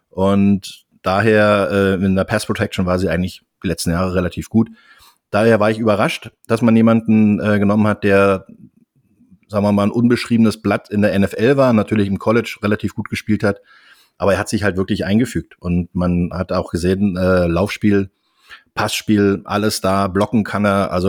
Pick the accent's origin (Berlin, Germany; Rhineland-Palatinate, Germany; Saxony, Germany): Berlin, Germany; Ich komme aus Berlin und bin seit über 32 Jahren im Football tätig